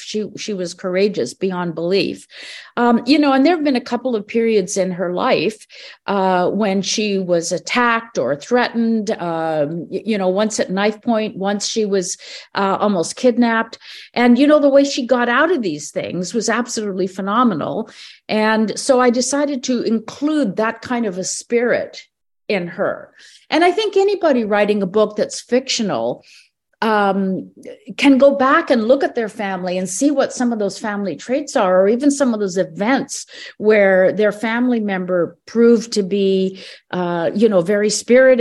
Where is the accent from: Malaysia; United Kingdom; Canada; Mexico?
Canada; I was born here in Canada